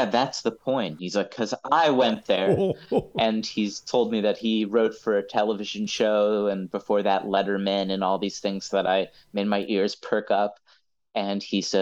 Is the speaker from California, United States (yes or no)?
no; Pittsburgh, Pennsylvania, United States; my hometown of Pittsburgh